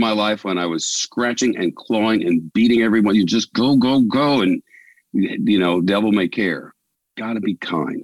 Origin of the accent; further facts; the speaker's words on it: Holly Springs, Mississippi, United States; moved away; I grew up in Holly Springs, Mississippi